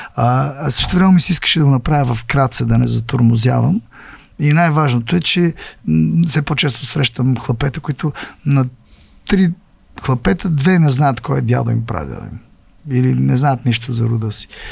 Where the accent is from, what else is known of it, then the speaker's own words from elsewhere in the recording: Bulgaria; аз съм българин, аз съм българин